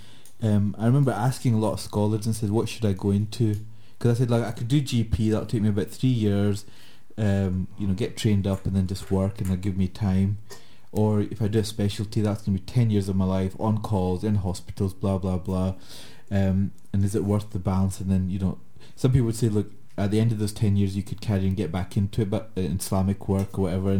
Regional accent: Glasgow, Scotland, United Kingdom

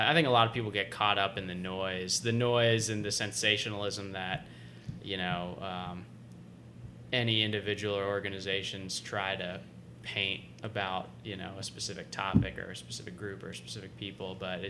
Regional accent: the South, United States; growing up in the South, if you haven't spent time, like, out west or further south closer to Mexico, you don't realize, like, what real Mexican food is like

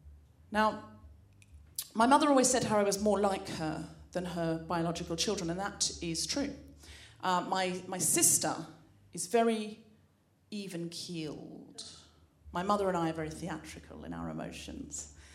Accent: Australia; I was brought up in Australia, and I know I don't sound especially Australian, but I read a lot of Enid Blyton as a child, and I picked up the accent from the books.

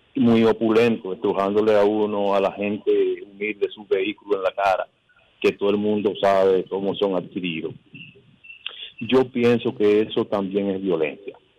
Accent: San José de Ocoa, Dominican Republic; en mi pueblo, yo soy de San José de Ocoa

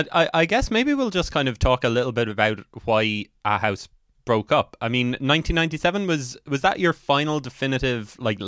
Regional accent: Cork, Munster, Ireland; I'm from Cork

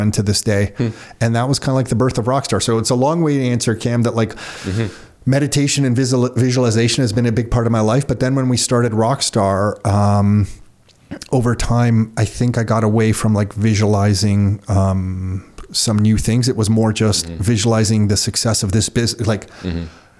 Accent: Mississauga, Ontario, Canada; also born or lived in Oakville; I grew up in Mississauga, lived in Oakville

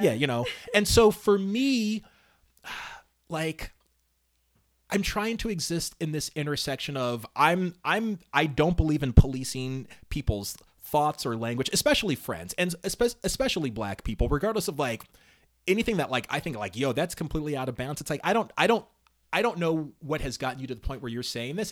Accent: Altadena, California, United States; I lived in Altadena

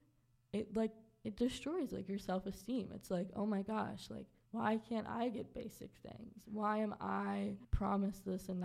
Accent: Waldorf, Maryland, United States; moved away; also born or lived in Baltimore, Maryland; I'm originally from Southern Maryland

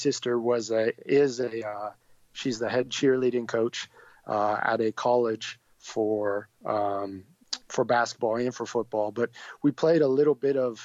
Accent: Erie, Pennsylvania, United States; I'm from Erie, Pennsylvania, which is in the top northwest part of the state

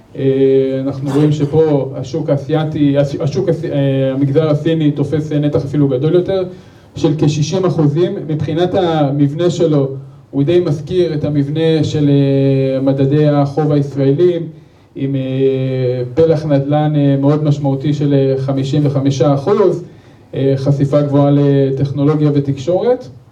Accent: Israel; אנחנו כישראלים

